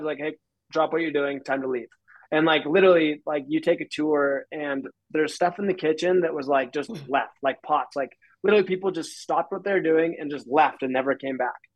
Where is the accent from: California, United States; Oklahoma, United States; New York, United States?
California, United States; Truckee; I was born and raised in Truckee, California